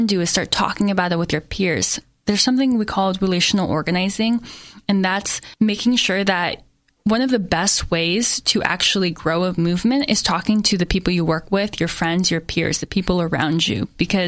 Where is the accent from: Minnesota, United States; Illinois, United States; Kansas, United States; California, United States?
California, United States; Saratoga; moved away as an adult; also born or lived in New York; growing up in Saratoga